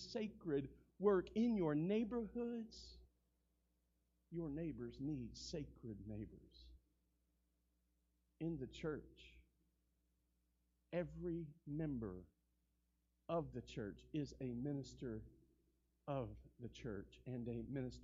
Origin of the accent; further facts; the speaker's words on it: United States; I'm an American citizen.